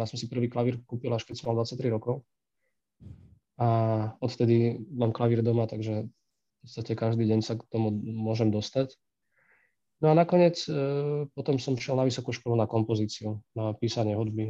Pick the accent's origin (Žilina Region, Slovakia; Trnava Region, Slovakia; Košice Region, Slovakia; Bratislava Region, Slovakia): Košice Region, Slovakia; Michalovce; keďže som vyrastal v Michalovciach